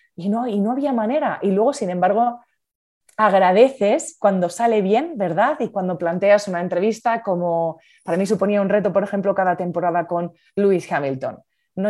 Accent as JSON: {"language": "Spanish", "region": "La Rioja", "country": "Spain", "moved": "as an adult", "lives_now": "Madrid, Spain", "said": "Soy de La Rioja, veraneo en Asturias, me apasiona el norte de España y sí, soy riojana, de pura cepa, como dicen en mi tierra"}